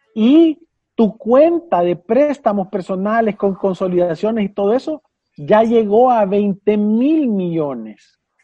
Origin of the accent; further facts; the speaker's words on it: El Salvador; nosotros como salvadoreños